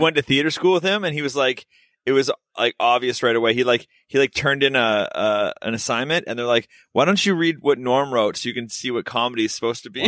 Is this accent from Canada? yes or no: yes; Vancouver, British Columbia, Canada; I'm from Vancouver